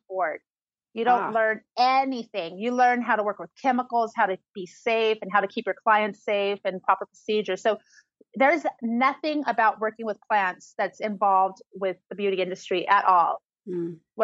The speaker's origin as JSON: {"language": "English", "town": "Oasis", "region": "California", "country": "United States", "tie": "born or raised there", "also_born_or_lived": "El Monte, Los Angeles / Orange County", "moved": "as an adult", "lives_now": "Joshua Tree, United States", "said": "Originally, I'm from El Monte in Los Angeles, but I was raised in the low desert, like in this little farming community called Oasis in the Coachella Valley."}